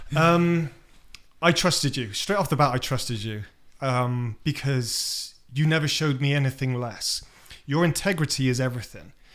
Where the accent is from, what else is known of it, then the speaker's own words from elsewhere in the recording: United Kingdom; moved away as an adult; now in United States; I'm British